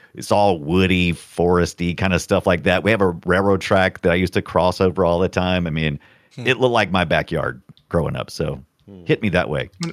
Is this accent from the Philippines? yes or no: no; South Carolina, United States; born or raised there